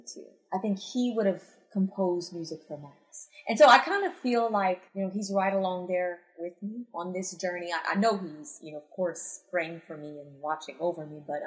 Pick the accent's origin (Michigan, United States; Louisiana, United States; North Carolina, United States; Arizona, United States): Louisiana, United States; Cajun; accent: Cajun; I sound too kajé with my accent